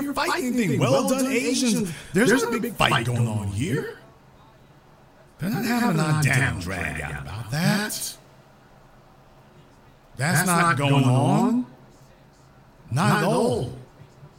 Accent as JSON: {"language": "English", "region": "Louisiana", "country": "United States", "said": "I'm from Louisiana, but when I say I'm a Southerner"}